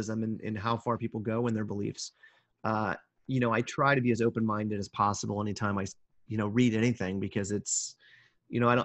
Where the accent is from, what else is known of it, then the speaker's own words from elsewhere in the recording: Kansas, United States; now in California, United States; growing up in Kansas